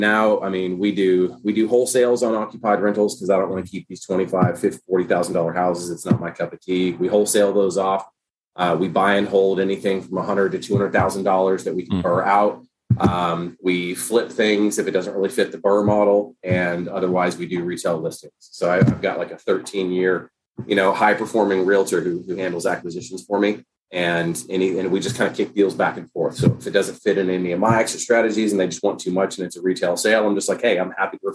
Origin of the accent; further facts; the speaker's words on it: Nashville, Tennessee, United States; moved away as an adult; also born or lived in San Diego, California; now in Youngstown, United States; I'm not from California. I grew up in Tennessee. So I did migrate out west after college. But still, gotcha. The Middle Tennessee, Nashville area where I'm from